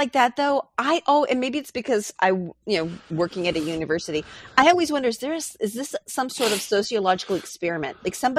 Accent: New York, United States; moved away; I grew up in New York.

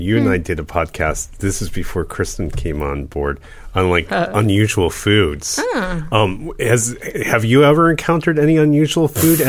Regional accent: United States

